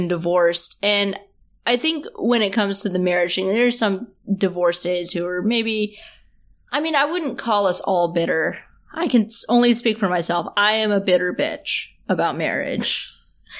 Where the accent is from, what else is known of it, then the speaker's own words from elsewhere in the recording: the South, United States; I'm from the South